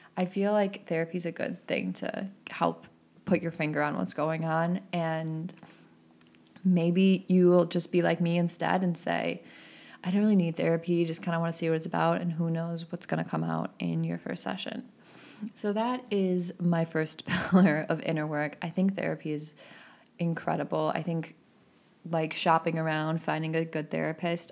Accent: Midwest, United States; growing up in the Midwest

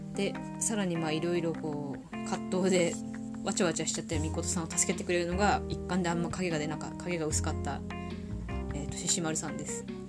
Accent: Tohoku, Japan; 生まれも育ちも東北人です。口下手、鉛もありますので

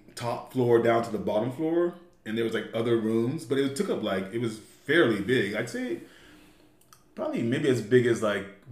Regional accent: Homestead, Florida, United States; moved away as an adult; now in Los Angeles, United States; I am originally from Florida, born and raised

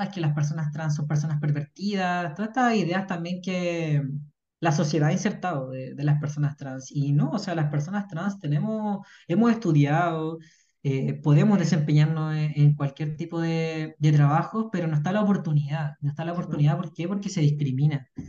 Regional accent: Puente Alto, Santiago Metropolitan Region, Chile; vengo de Puente Alto

